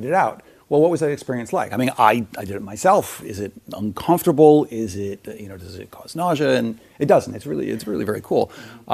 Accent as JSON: {"language": "English", "town": "Palo Alto", "region": "California", "country": "United States", "tie": "born or raised there", "moved": "yes", "lives_now": "New York, United States", "said": "I grew up in Silicon Valley in Palo Alto, so spent my formative years there."}